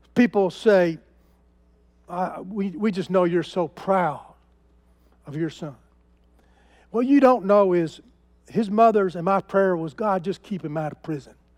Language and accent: English; United States; I am an American